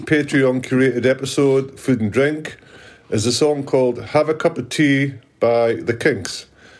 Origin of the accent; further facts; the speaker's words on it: England, United Kingdom; also born or lived in Berwick-upon-Tweed, North East England; being English